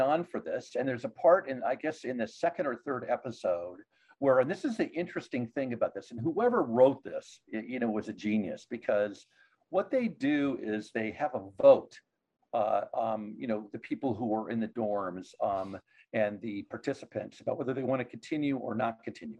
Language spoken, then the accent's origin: English; United States; as an American, especially of our ages